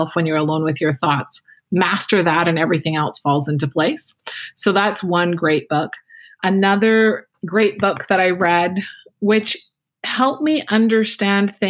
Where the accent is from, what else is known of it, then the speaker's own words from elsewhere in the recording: Canada; I'm Canadian